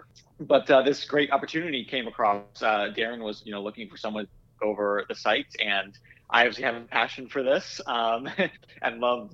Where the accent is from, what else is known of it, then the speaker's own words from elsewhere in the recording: Iowa, United States; moved away; I grew up in Iowa, and I grew up working in bike shops